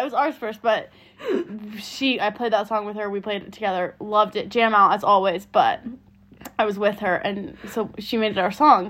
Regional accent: San Francisco, California, United States; we're from San Francisco

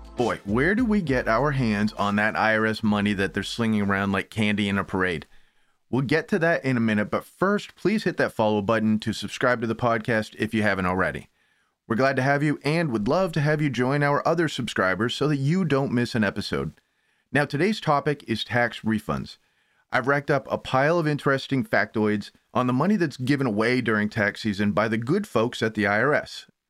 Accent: Maine, United States; now in Connecticut, United States; Maine folks, also where I'm from, born and raised

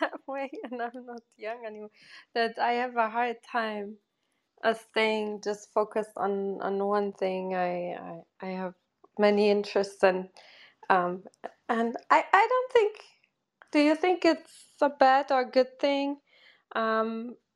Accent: Portugal; I'm originally from Portugal

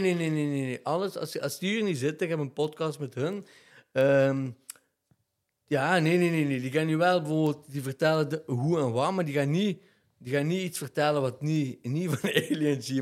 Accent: Genk, Flanders, Belgium; ik ben opgegroeid in Driehoeven

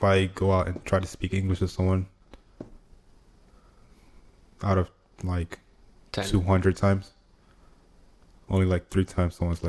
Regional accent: Lagos, Nigeria; accent: Nigerian; first language Igbo; English is a second language; also born or lived in Pomona, California / Anambra State; now in United States; I grew up in Lagos. Lagos is like the metropolitan area.

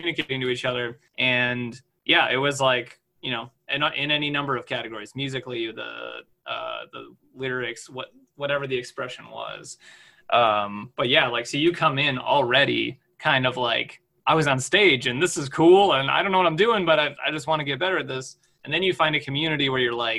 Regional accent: Germantown, Wisconsin, United States; I grew up in Germantown, so I'm not far away.

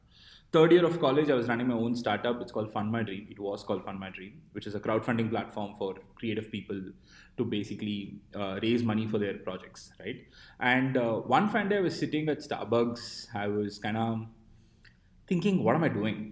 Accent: Chennai, Tamil Nadu, India; moved away as an adult; also born or lived in Bangalore; I was born in Chennai

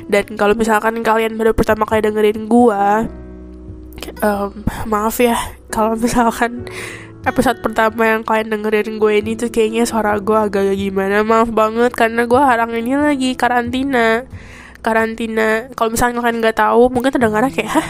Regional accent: Indonesia; now in Taiwan; gue itu asli orang Indonesia ya dan gue ini ya pokoknya kayak podcast ini semoga gue udah Taiwan lah jadi kalau misalkan kalian nanya berarti sekarang udah Taiwan iya sekarang gue udah Taiwan

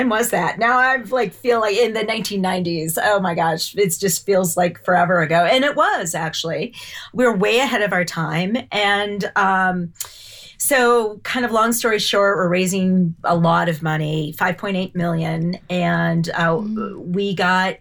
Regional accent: Champaign, Illinois, United States; moved away as an adult; now in Boulder, United States; I grew up in Champaign, Illinois

